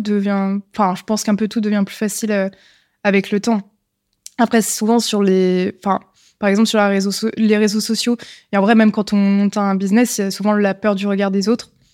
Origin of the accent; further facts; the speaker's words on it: Lyon, Auvergne-Rhône-Alpes, France; je suis née à Lyon, j'ai toujours vécu à Lyon.